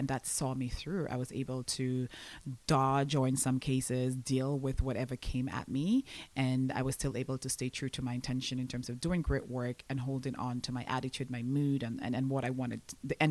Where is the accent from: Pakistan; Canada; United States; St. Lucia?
St. Lucia; moved away as an adult; I was born and raised in St. Lucia. I'm an island girl.